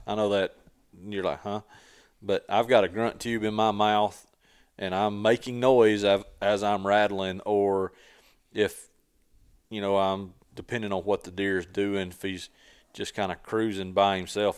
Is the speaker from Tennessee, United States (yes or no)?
yes; Tennessee, United States; I grew up hunting in Tennessee